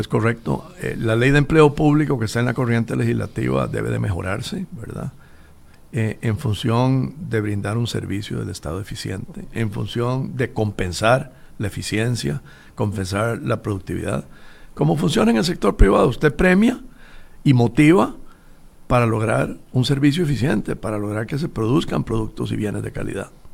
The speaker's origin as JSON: {"language": "Spanish", "country": "Costa Rica", "said": "somos los costarricenses"}